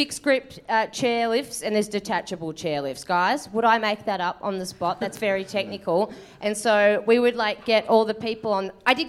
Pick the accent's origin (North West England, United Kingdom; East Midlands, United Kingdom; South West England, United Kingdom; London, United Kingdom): North West England, United Kingdom; Manchester; I'm from Manchester.